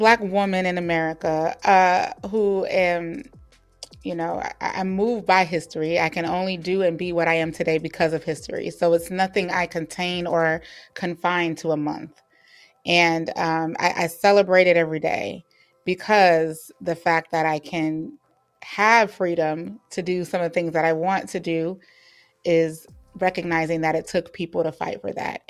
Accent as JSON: {"language": "English", "region": "Florida", "country": "United States", "said": "I am from Florida"}